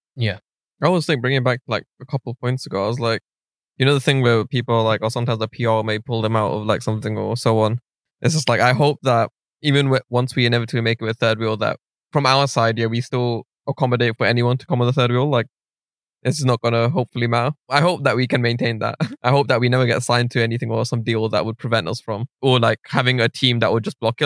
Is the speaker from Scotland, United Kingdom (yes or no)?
no; London, United Kingdom; I'm from North West London, like Stonebridge. So I went to Alpen